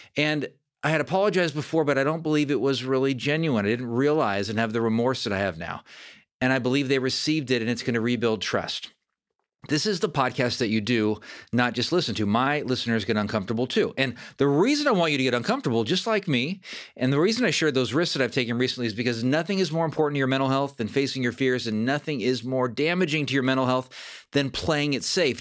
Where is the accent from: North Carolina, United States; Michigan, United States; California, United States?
California, United States; Fair Oaks; I grew up in Northern California, about thirty miles from Sacramento in Fair Oaks, California